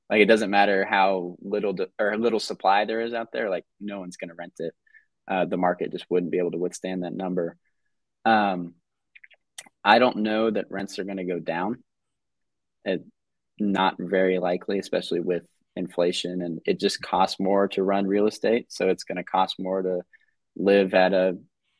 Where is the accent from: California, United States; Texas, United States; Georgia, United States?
Georgia, United States; from Georgia.